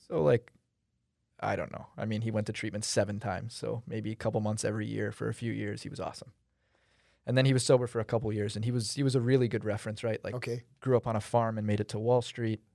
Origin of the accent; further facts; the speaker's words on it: United States; I came here when I was like 5 or 6 and I'm an American citizen